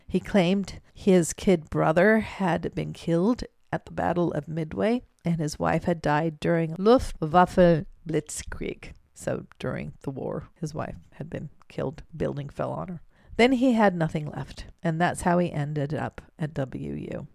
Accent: Germany; moved away; growing up in Germany, during those times, my grandmother always had a beer like this

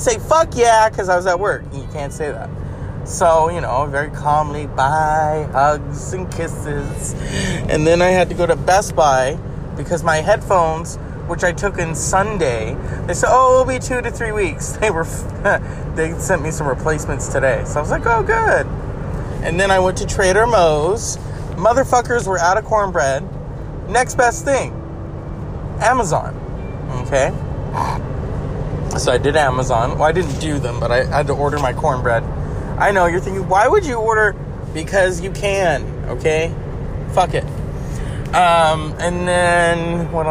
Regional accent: California, United States; I'm a Californian.

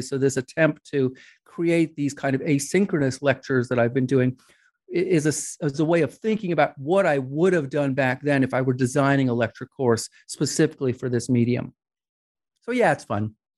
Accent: New York, United States; I grew up in New York

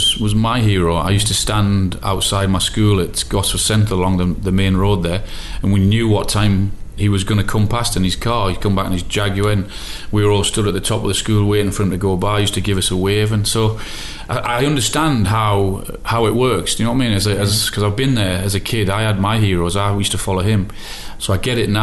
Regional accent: Newcastle upon Tyne, North East England, United Kingdom; moved away; also born or lived in Liverpool; I had a choice to come back home, and I wanted to play for my club

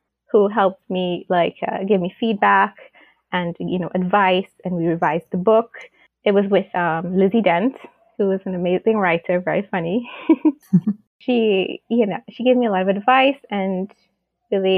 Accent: Tobago, Trinidad & Tobago; my home country, like in Tobago

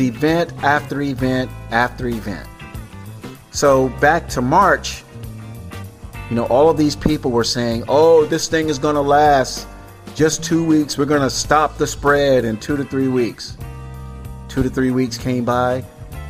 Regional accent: Tampa, Florida, United States; also born or lived in Miami / Dania Beach / Opa-locka; Florida, my home state, by the way, born and raised in Tampa, lived in Miami, Dania Beach, Opa-locka as a kid, temporarily

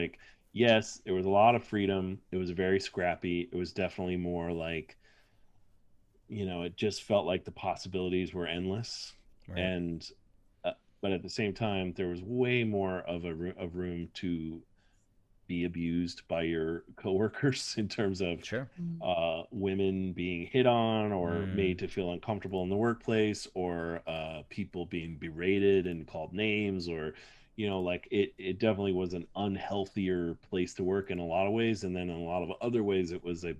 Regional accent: United States; as an American

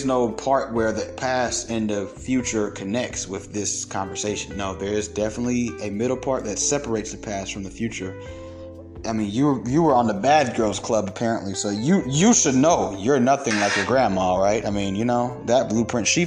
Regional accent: Kennesaw, Georgia, United States; I grew up partially in Kennesaw

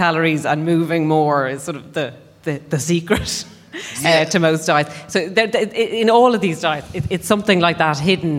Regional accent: Ireland

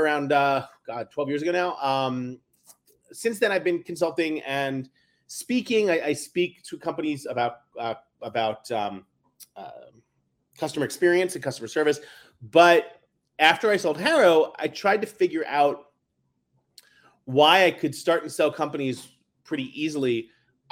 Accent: New York City, New York, United States; Growing up in New York City in the 70s and 80s in the public school system

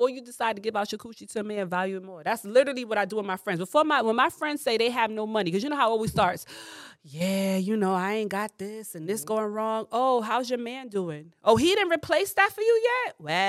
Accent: New York, United States; I'm from the Bronx.

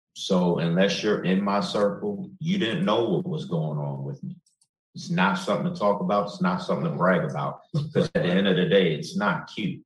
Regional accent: Chicago, Illinois, United States; I'm from Chicago

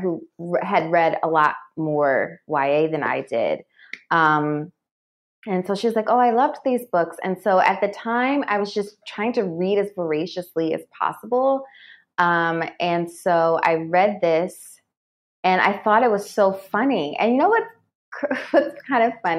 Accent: New Jersey, United States; moved away as an adult; also born or lived in New York; I'm from New Jersey

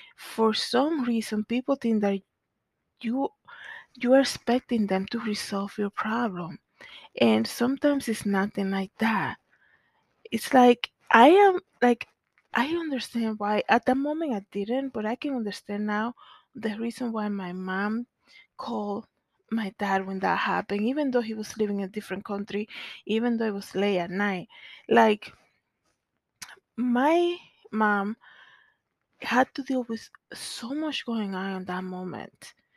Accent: Santo Domingo, Distrito Nacional, Dominican Republic; growing up in Zona Colonial in the Dominican Republic

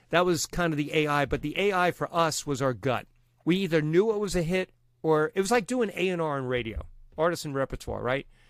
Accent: New York City, New York, United States; accent: Long Island; also born or lived in Long Island; now in Massapequa Park, United States; I'm a skinny Irish Catholic kid from Brooklyn

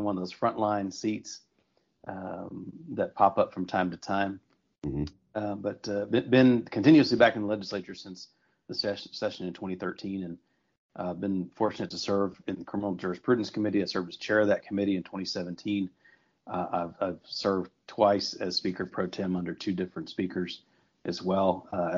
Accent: El Paso, Texas, United States; I'm from El Paso

